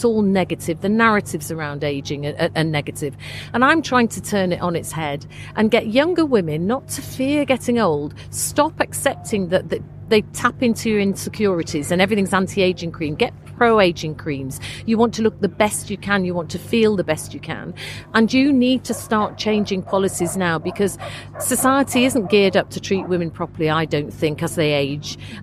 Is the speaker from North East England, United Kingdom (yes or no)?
no; Leeds, Yorkshire and the Humber, United Kingdom; moved away; I'm originally from Leeds